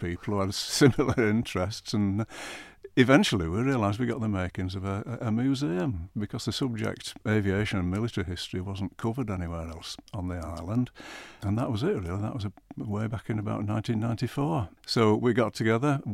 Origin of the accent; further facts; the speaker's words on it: Yorkshire and the Humber, United Kingdom; moved away as an adult; now in Isle of Man; I'm a Yorkshire lad by birth. Yeah. Ancestors going back to about 1700 in my local village.